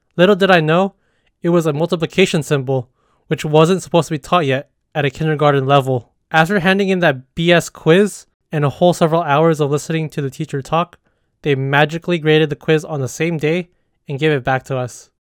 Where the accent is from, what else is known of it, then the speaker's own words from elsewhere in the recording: California, United States; growing up as a Filipino-American in the United States, specifically in the state of California